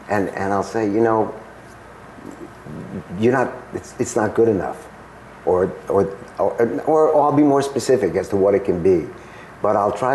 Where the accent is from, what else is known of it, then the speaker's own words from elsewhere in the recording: Stuttgart, Baden-Württemberg, Germany; born there; I was born in Stuttgart, and basically, I grew up